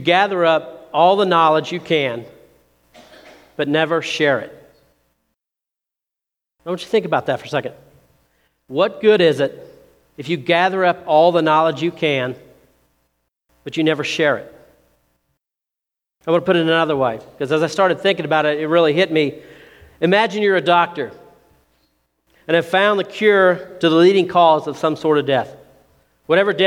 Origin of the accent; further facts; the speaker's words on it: Seymour, Indiana, United States; I grew up down in Seymour